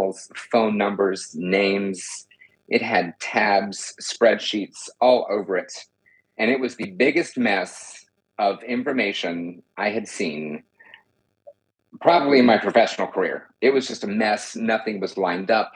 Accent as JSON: {"language": "English", "region": "Texas", "country": "United States", "tie": "born or raised there", "said": "I also was born and raised in Texas"}